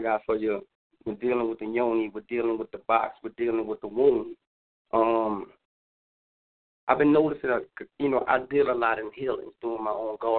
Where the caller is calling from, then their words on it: New Orleans, Louisiana, United States; I'm calling from New Orleans.